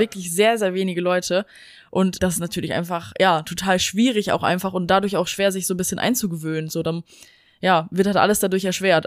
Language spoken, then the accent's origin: German; Germany; moved away; bei uns in Deutschland